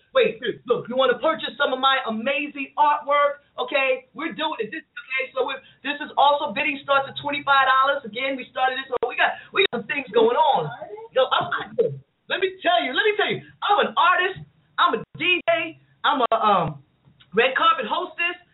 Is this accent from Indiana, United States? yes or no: no; New York City, New York, United States; I'm from I'm from Queens